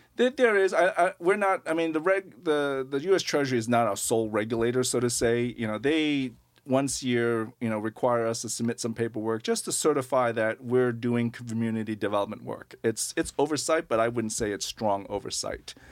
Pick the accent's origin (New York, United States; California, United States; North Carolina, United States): New York, United States; Long Island; moved away as an adult; also born or lived in Manhattan / Brooklyn; now in Portland, United States; I grew up on Long Island, and then, um, pretty much spent my adult life, uh, lots in Manhattan and Brooklyn